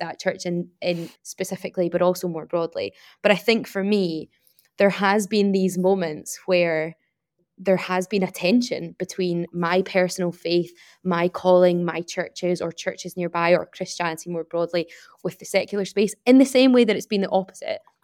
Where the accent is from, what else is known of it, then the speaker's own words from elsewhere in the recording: Glasgow, Scotland, United Kingdom; I'm from Glasgow